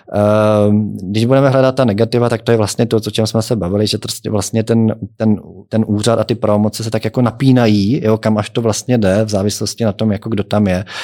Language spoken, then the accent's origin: Czech; Czechia; jako Češi